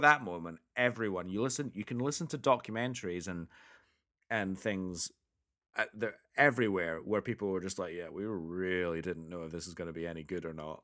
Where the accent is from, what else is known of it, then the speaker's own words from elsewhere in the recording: Scotland, United Kingdom; we grew up in Scotland, one of the whitest places on the planet.